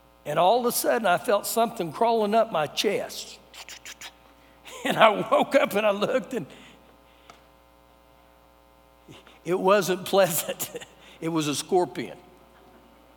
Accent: United States

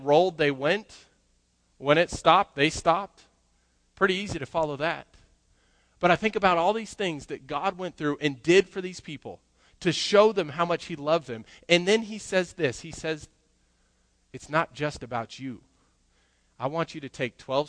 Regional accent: Colorado, United States; growing up, I grew up in Colorado, and we had mountains all over the place

